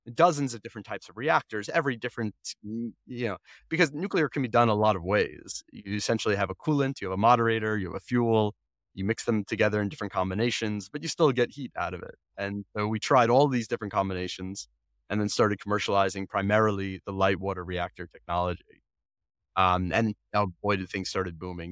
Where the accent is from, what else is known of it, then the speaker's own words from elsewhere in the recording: Long Island, New York, United States; I grew up on Long Island